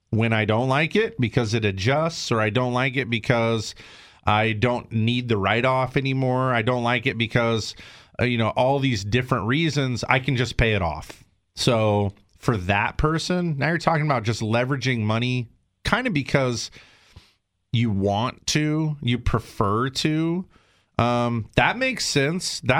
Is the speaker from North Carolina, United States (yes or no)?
no; South Carolina, United States; now in California, United States; but I'm from South Carolina. My family's there, my roots are there, and I know I'm going back.